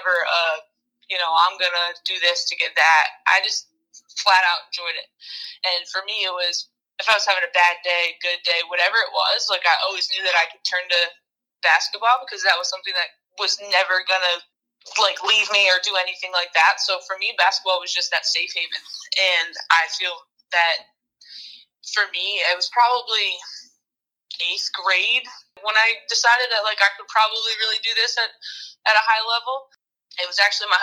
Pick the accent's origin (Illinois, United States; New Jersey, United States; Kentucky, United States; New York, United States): New Jersey, United States; I grew up in New Jersey